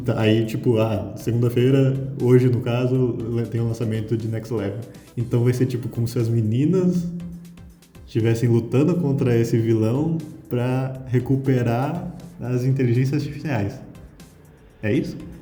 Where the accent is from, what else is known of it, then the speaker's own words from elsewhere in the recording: Brazil; sou brasileiro